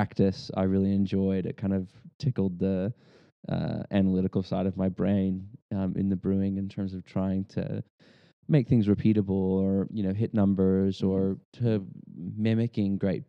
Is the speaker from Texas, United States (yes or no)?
yes; Texas, United States; moved away as an adult; now in Australia; I was born in the States and raised in Texas, native Texan, moved here to Australia in 2009